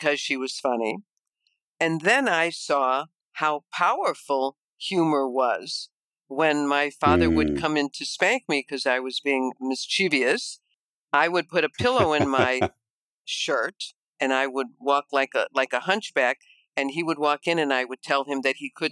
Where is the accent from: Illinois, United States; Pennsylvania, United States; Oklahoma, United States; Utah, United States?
Illinois, United States; Chicago; you can probably tell with my accent that I am from Chicago, from the Midwest